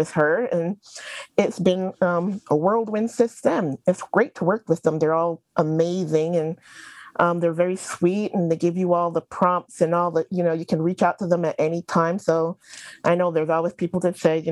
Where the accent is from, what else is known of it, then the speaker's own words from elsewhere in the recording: Barbados; also born or lived in New York; now in North Carolina, United States; I am originally from Barbados, a small island in the Caribbean, and by way of New York, I ended up in North Carolina, living here with my husband and my kids